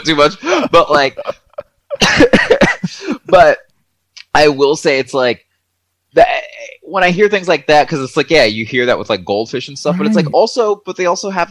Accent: Georgia, United States; I'm from the South. I'm from Georgia

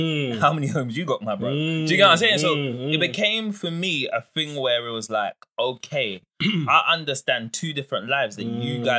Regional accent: Ghana; And I never really saw being Ghanaian as a massive, like

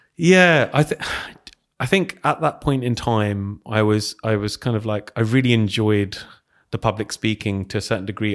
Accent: Hounslow, London, United Kingdom; also born or lived in Heston; I grew up over in Hounslow.

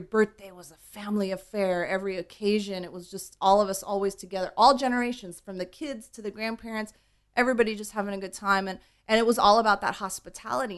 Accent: Huntington Beach, California, United States; also born or lived in East Los Angeles; I really did grow up, you know, in Huntington

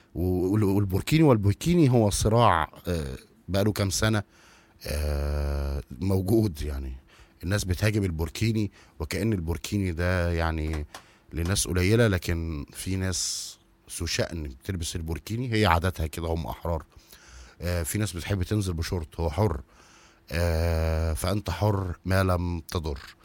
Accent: Egypt; إحنا كمصريين

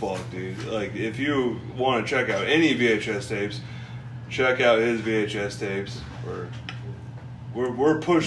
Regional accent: Missouri, United States; I'm from like a country town in Missouri

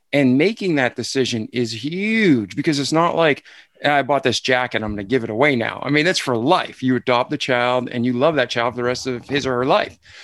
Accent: Milford, Massachusetts, United States; I'm from Boston, outside of Boston, Milford, Mass

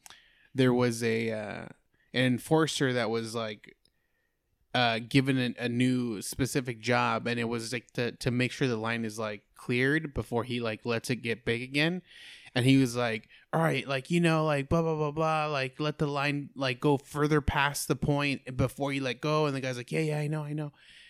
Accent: California, United States; I'm from California, but I've been an enforcer for like 10 years.

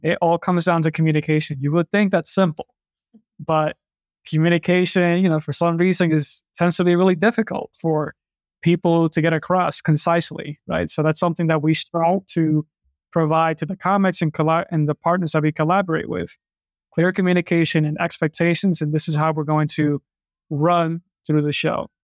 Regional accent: New York City, New York, United States; I grew up in New York City

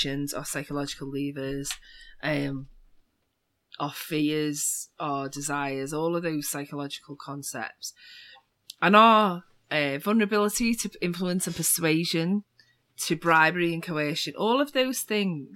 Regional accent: Liverpool, North West England, United Kingdom; I'm from Liverpool in the UK, and we're famous for two things in Liverpool

